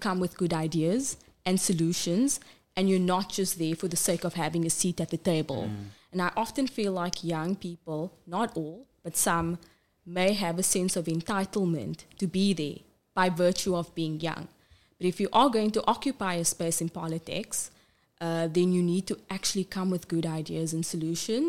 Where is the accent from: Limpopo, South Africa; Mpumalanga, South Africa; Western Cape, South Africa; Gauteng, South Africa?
Western Cape, South Africa; Cape Town; I was born and bred in Cape Town, raised in Bishop Lavis and live in Alsies River